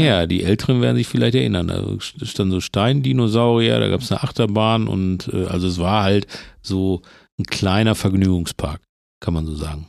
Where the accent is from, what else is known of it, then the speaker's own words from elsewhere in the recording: Herne, North Rhine-Westphalia, Germany; now in Bochum, Germany; ich bin ja in Herne groß geworden